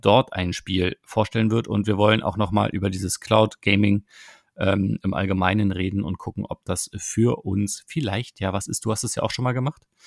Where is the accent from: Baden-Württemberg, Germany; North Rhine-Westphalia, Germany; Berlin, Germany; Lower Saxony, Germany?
Berlin, Germany; als Berliner